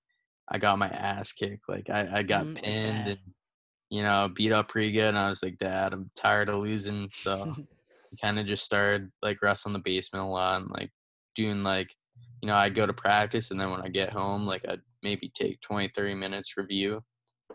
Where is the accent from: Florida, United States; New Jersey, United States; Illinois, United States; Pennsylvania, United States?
Pennsylvania, United States; Lehigh Valley, PA; growing up, I, like, lived in Lehigh Valley, which is a pretty good, like, hotspot for wrestling mm-hmm. in PA